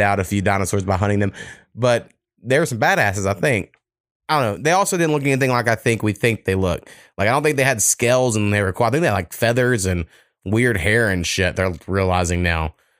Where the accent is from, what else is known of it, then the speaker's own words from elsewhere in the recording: Waurika, Oklahoma, United States; my hometown of Waurika